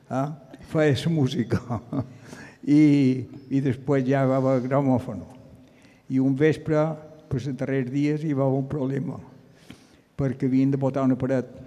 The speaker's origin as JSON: {"language": "Catalan", "town": "Llucmajor", "region": "Balearic Islands", "country": "Spain", "tie": "born or raised there", "said": "Bueno, jo vaig néixer a Llumajor, però estàvem a Sona Vall, a davant de Sestanyol, i després van passar a Àguila."}